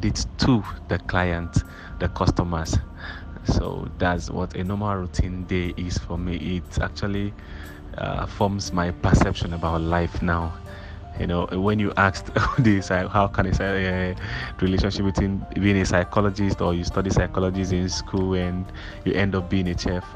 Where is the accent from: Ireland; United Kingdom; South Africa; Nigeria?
Nigeria; Ebonyi; moved away as an adult; now in Lagos, Nigeria; from Ebonyi State, a graduate of Ebonyi State University